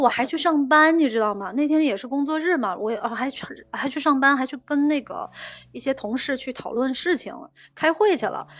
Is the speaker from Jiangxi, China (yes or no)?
yes; Jiangxi, China; moved away as an adult; now in Shanghai, China; 我是江西人，我在上海工作生活